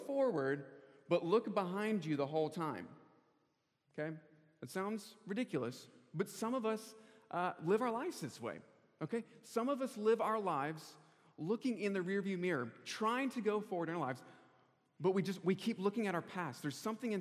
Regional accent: Charlotte, North Carolina, United States; moved away as an adult; also born or lived in California; I'm originally from Charlotte, North Carolina.

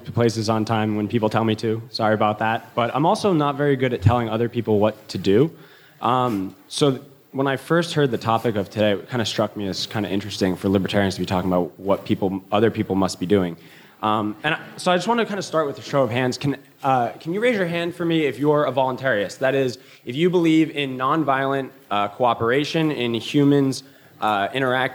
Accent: New Jersey, United States; I'm from New Jersey

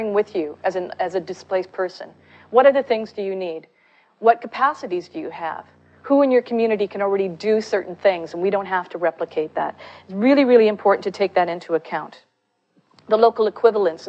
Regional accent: Canada; I'm Canadian

